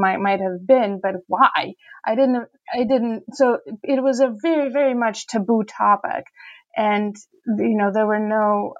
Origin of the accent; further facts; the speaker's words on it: Saint Petersburg, Russia; growing up in Petersburg, you know, in the 80s and 90s, I personally didn't even know the word homosexual